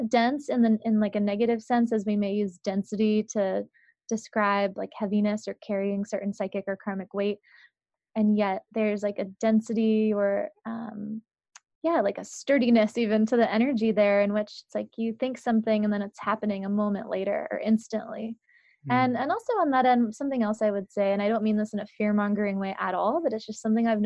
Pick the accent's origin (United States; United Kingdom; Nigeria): United States; San Francisco, California; also born or lived in New England; I grew up in parts of New England and then mostly in San Francisco, in the middle of the city